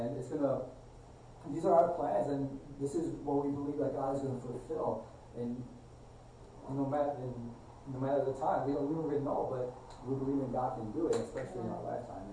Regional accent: United States; as American Christians

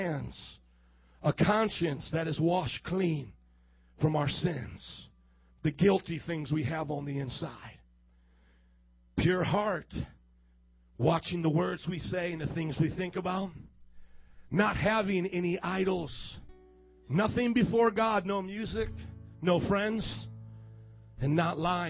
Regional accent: Fort Wayne, Indiana, United States; now in Chicago, United States; I'm from Fort Wayne, Indiana, where the corn grows about this high. I'm not a Chicagoan

